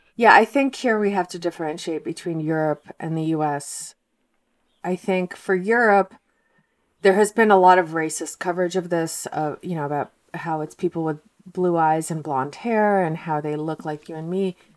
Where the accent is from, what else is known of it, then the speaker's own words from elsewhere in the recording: Moscow, Russia; now in United States; I'm from Moscow, and my parents are from Moscow, but their grandparents, three quarters of them were from Ukraine.